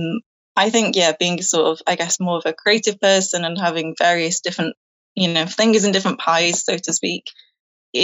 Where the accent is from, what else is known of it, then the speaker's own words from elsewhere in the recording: Manchester, North West England, United Kingdom; moved away as an adult; now in Chester, United Kingdom; I'm from Manchester originally